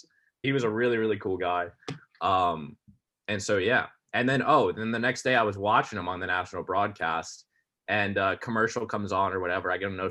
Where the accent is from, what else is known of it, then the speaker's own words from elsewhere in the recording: Connecticut, United States; also born or lived in Philadelphia, Pennsylvania; And I'm from Connecticut.